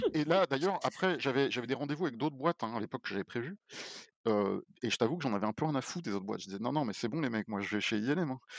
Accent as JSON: {"language": "French", "town": "Paris", "region": "Île-de-France", "country": "France", "tie": "born or raised there", "moved": "as an adult", "said": "je suis parisien. Donc moi, j'ai vécu toute ma vie à Paris avant"}